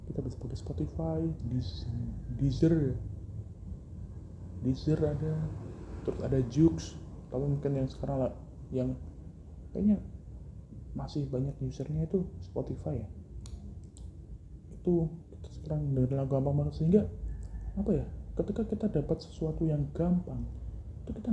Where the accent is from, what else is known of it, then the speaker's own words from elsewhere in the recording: Ngawi, East Java, Indonesia; Kita ke Ngawi, eh, kita anak Ngawi. Misal dulu harus ke Madiun.